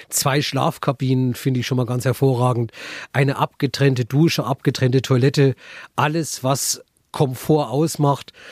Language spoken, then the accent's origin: German; Bad Staffelstein, Bavaria, Germany; hier bei uns in Bad Staffelstein